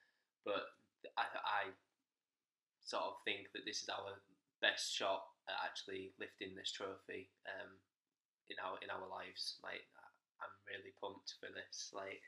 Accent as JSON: {"language": "English", "region": "England", "country": "United Kingdom", "said": "And I know I'm English"}